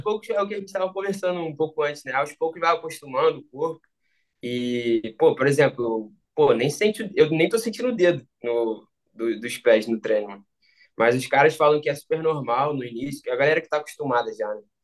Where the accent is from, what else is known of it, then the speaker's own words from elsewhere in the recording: Rio de Janeiro, Brazil; moved away as an adult; now in Romania; eu cresci, eu cresci no Rio